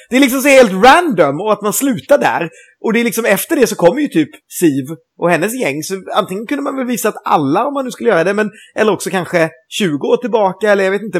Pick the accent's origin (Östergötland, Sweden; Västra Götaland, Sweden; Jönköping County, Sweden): Västra Götaland, Sweden; Gothenburg; som göteborgare